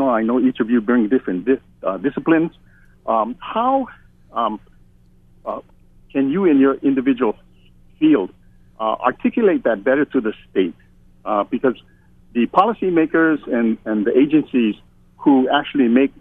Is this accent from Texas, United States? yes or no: no; Hookena, Hawaii, United States; I'm from Hokena, and we're a fishing village in South Kona, where indigenous people still live